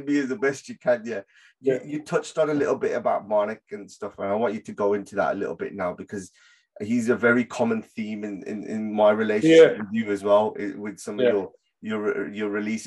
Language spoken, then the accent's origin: English; Birmingham, West Midlands, United Kingdom; where I was living, born and raised in Handsworth